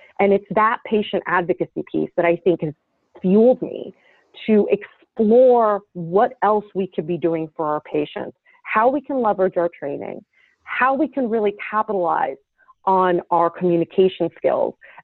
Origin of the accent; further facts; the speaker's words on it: Damascus, Damascus Governorate, Syria; also born or lived in New Jersey, United States; now in New York City, United States; I grew up in Damascus, Syria. From my early childhood, and then moved to New Jersey